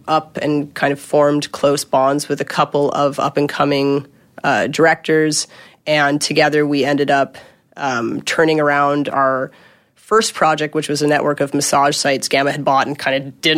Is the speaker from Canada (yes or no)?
yes; Canada; now in Los Angeles, United States; I'm a Canadian